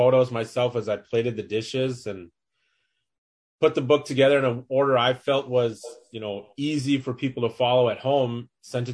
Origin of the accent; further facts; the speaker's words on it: Minneapolis, Minnesota, United States; I live in Minneapolis, Minnesota, born and raised here